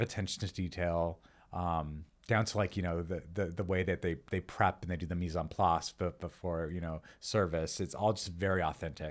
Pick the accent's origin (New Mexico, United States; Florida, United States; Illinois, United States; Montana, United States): New Mexico, United States; also born or lived in Los Angeles, United States; now in Encino, United States; I'm from New Mexico. So we wrote, we wrote, wrote a lot of recipes that sort of reflect the food that we grew up eating